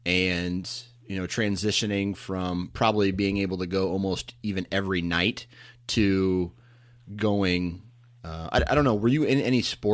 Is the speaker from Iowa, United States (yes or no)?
yes; Mount Pleasant, Iowa, United States; Dana Holgerson attended the Iowa Wesleyan University in my hometown of Mount Pleasant, Iowa.